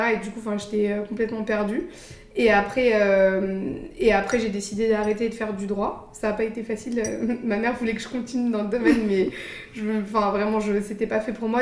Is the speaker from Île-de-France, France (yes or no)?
yes; Paris, Île-de-France, France; moved away as an adult; also born or lived in Luxembourg; now in San Francisco, United States; je suis née, j'ai grandi à Paris, j'ai fait mes études là-bas.